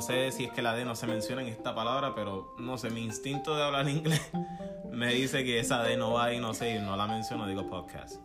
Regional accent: Puerto Rico; accent: boricua; somos boricuas.

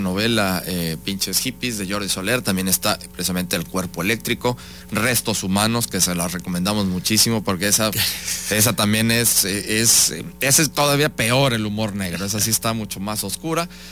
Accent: Mexico; parte de nuestra identidad como mexicanos

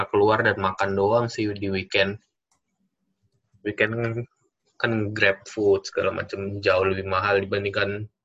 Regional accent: Batam, Riau Islands, Indonesia; Gua asal dari Batam sama kayak lu. SMA sama.

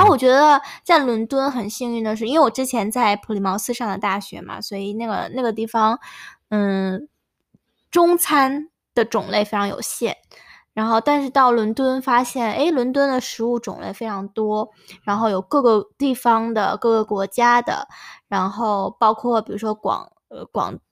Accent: northern China, China; now in London, United Kingdom; 因为我们北方吃牛肉面很咸

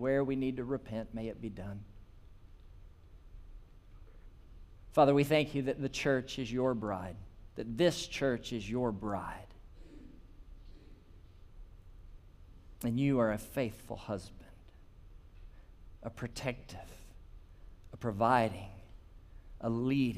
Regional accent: Holly Springs, Mississippi, United States; I'm from Sladen, Holly Springs, Mississippi, so north of here, and I was a teenager in Sladen Baptist Church

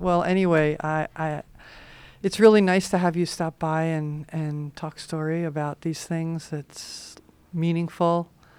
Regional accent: New York, United States; now in Hawaii, United States; I grew up in New York.

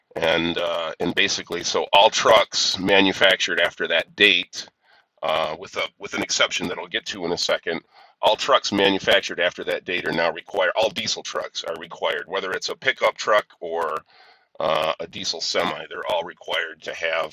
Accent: near Rockford, rural northern Illinois, United States; I'm from rural northern Illinois

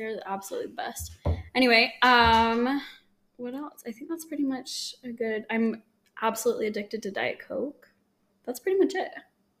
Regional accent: Holladay, Utah, United States; moved away as an adult; now in Tempe, United States; I grew up in Salt Lake City, Utah, Holiday to be specific. And then I moved down to Tempe to go to ASU in 2016 and been here ever since.

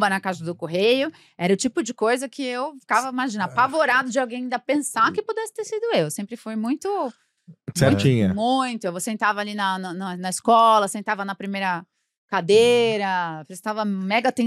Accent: São Paulo, Brazil; Nasci em Moema e passei a minha vida.

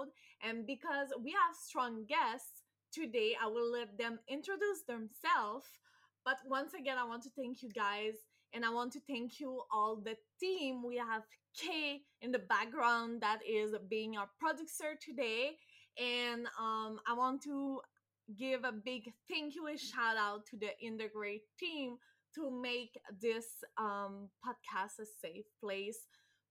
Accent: Canada; as a Canadian

